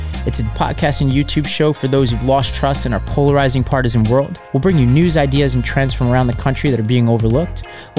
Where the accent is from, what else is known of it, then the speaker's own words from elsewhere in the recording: New York City, New York, United States; I grew up in Staten Island, one of the last swing districts in the country, to a family that split down the middle politically.